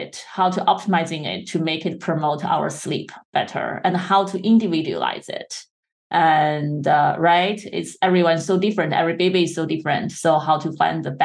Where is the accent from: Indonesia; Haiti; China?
China; English is a second language; moved away; when I was a child, I grew up in China. And of course, we tried to learn English